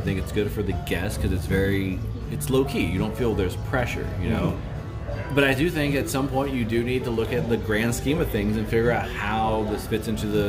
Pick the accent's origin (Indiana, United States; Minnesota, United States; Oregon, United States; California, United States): California, United States; Solano County; also born or lived in Daly City, California; I moved from Daly City to Solano County when I was in third grade. Third grade was when I switched.